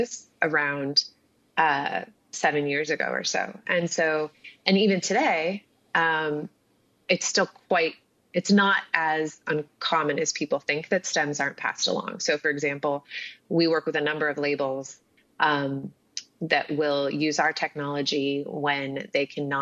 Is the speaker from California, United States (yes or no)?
yes; Southern California, United States; moved away as an adult; also born or lived in Paris; I grew up in Southern California